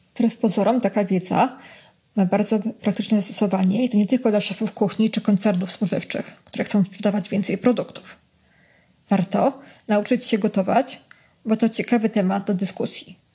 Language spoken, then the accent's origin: Polish; Warsaw, Masovian Voivodeship, Poland; Jestem z Ochoty, czyli stolicy Wietnamu na wychodztwie